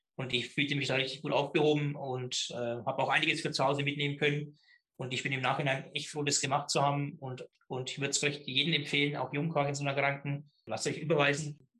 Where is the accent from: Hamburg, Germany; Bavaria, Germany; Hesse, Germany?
Bavaria, Germany; Middle Franconia, near Schwabach; accent: Middle Franconian; komme aus Mittelfranken, aus einem kleinen Ort, äh, Rohe bei Schwabach und Schwabach wiederum in der Nähe von Nürnberg, ein richtiger Mittelfranke lässt sich vom Dialekt auch nicht ganz so verbergen.